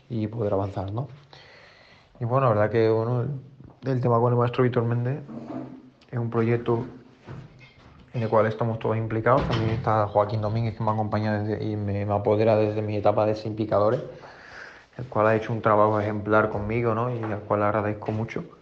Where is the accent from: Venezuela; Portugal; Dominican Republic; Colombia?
Portugal; Spanish is a second language; also born or lived in Extremadura; fue vivida en Extremadura, en la cual me siento también una extremo de adopción, pero claramente soy portugués y, lo llevo con orgullo e intento dar la cara y defender mi país siempre.